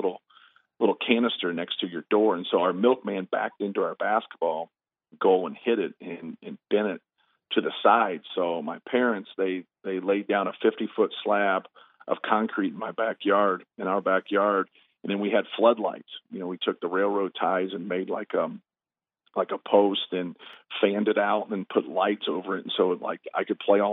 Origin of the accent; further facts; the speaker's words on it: Muncie, Indiana, United States; also born or lived in Fort Wayne, Indiana; I was born in Fort Wayne. I grew up in Muncie, Indiana